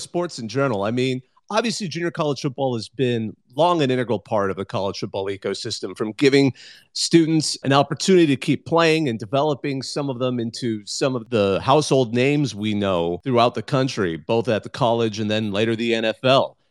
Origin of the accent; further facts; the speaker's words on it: California, United States; I grew up in California.